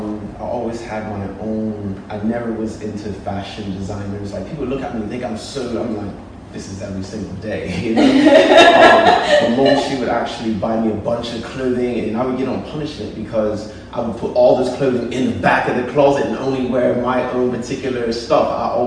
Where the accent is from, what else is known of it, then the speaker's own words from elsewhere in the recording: United Kingdom; In the UK.